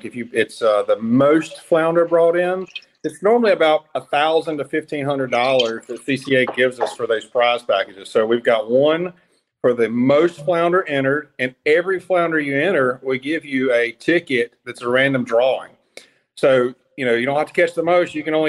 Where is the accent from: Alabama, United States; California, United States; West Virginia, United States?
Alabama, United States; It is based out of Alabama. That's my hometown.